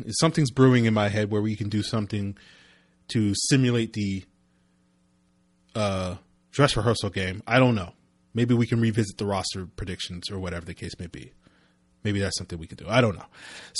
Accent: Virginia, United States; growing up in Virginia and being like, we're East Coast and I rep the East Coast.

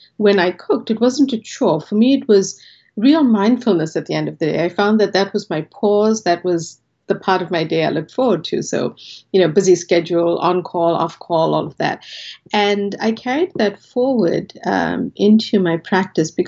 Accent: South Africa; moved away as an adult; now in Boston, United States; a large South Asian family growing up in South Africa

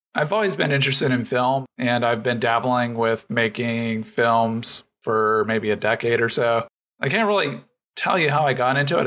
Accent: Arizona, United States; also born or lived in North Carolina; now in Atlanta, United States; I was born and raised in Arizona, and then I lived in North Carolina for a good while. But now I'm in Atlanta

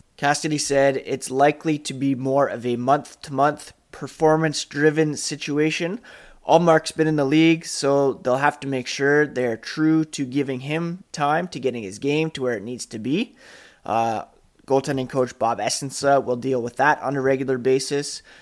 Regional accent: Canada; also born or lived in Guelph, Ontario; being Canadian

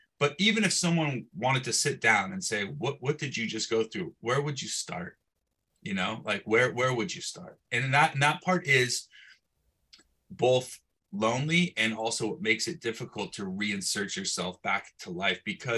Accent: Bay Area, California, United States; I come back to my hometown. I'm in the Bay Area, smaller town

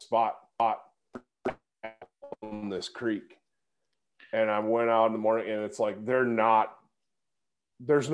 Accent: Michigan, United States; moved away as an adult; growing up in Michigan

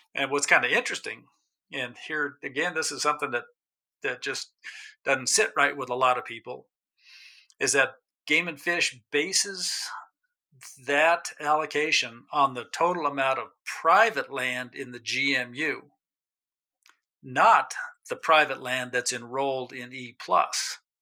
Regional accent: New Mexico, United States; moved away as an adult; also born or lived in Alaska; I grew up in New Mexico. I left in my 20s for Alaska, lived up there for about 30 years, came back about 15 years ago

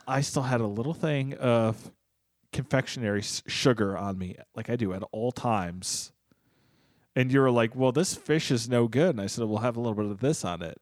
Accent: United States; I'm an American

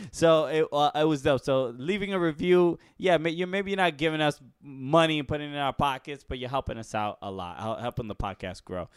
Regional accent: United States; as an American

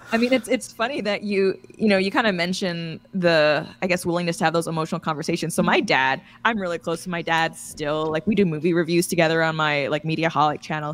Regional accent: Canada; I'm being Canadian and just being friendly

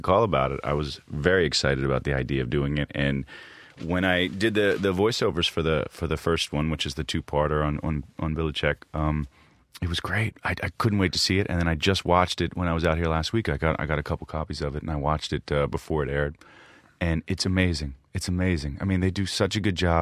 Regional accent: Annapolis, Maryland, United States; I grew up in Annapolis

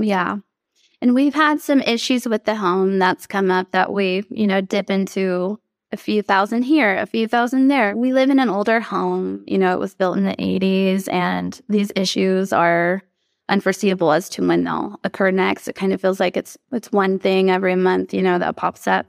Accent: Texas, United States; I grew up here in Texas

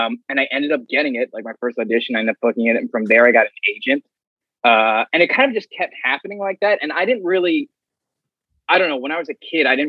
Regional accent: New York City, New York, United States; I grew up in Ozone Park in Queens

